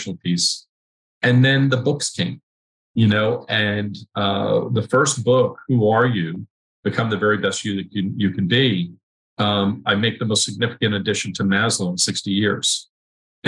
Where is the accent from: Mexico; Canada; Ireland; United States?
United States; New York; as a New Yorker